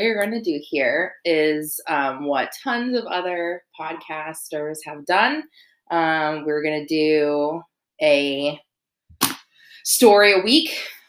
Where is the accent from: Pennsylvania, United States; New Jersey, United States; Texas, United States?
Texas, United States; Dallas; We are also from Dallas.